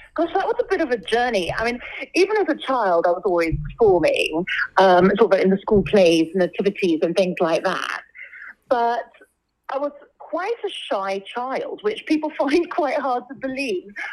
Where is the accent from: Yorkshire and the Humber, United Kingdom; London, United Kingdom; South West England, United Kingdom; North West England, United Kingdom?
London, United Kingdom; I was born and brought up here in London